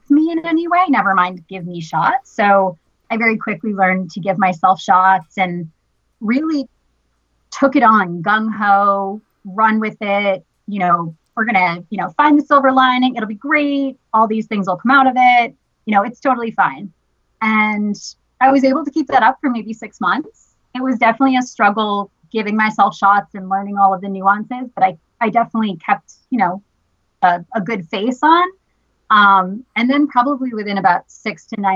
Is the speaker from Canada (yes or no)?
no; Boston, Massachusetts, United States; I grew up in Boston, never got out